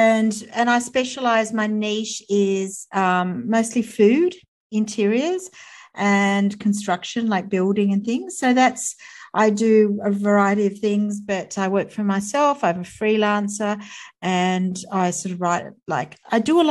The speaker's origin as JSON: {"language": "English", "town": "Sydney", "region": "New South Wales", "country": "Australia", "tie": "born or raised there", "said": "I live in Sydney and I was born in Sydney and grew up here."}